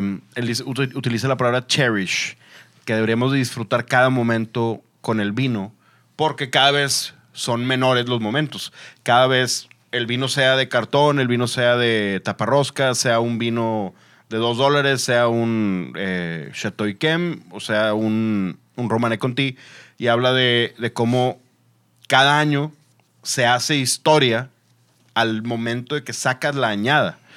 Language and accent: Spanish; Monterrey, Nuevo León, Mexico; soy regio